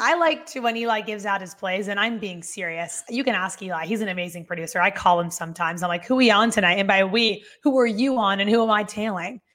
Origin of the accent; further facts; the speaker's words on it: South Florida, United States; I'm from South Florida.